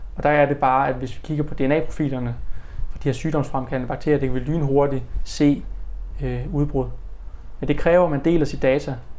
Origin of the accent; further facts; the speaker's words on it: Denmark